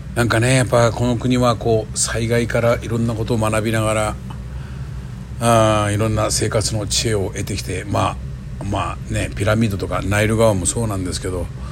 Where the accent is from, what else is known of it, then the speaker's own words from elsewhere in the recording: Miyazaki, Japan; now in Tokyo, Japan; 僕の地元の宮崎の高千穂線